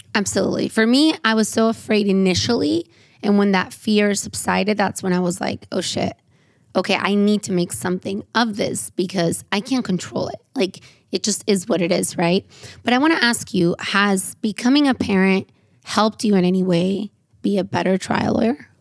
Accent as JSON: {"language": "English", "town": "San Diego", "region": "California", "country": "United States", "tie": "born or raised there", "said": "I grew up in San Diego"}